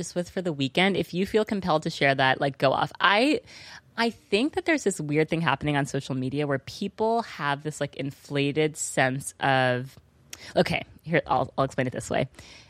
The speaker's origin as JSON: {"language": "English", "town": "New York City", "region": "New York", "country": "United States", "tie": "born or raised there", "said": "growing up in New York City."}